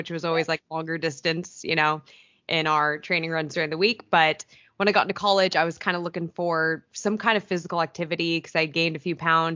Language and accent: English; Chico, California, United States; now in Long Beach, United States; I am from Northern California originally, Chico